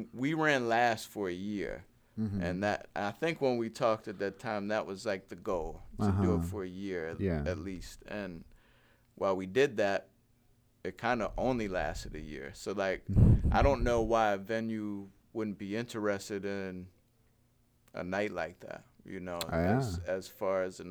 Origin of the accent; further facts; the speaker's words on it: Frederick, Maryland, United States; moved away as an adult; now in Hagerstown, United States; I'm from Frederick